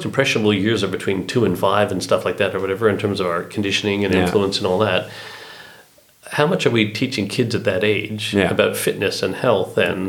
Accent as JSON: {"language": "English", "country": "Canada", "said": "As a Canadian."}